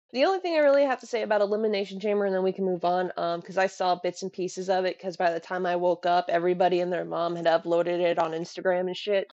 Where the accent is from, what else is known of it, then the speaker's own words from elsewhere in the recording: Florida, United States; growing up in Florida, you're surrounded by things that try to kill you on a constant basis